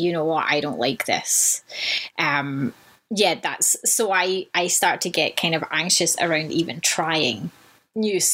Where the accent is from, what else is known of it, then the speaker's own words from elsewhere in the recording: Vancouver, British Columbia, Canada; in Vancouver, in my hometown